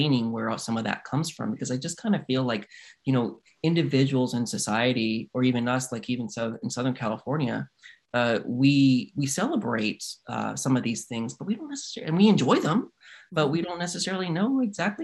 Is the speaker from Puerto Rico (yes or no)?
yes; Puerto Rico; Puerto Ricans, we come from Africa